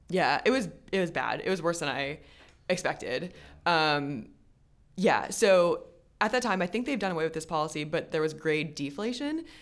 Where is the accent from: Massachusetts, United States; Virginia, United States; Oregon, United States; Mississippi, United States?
Virginia, United States; Richmond; I grew up in Richmond, Virginia, and I'm an only child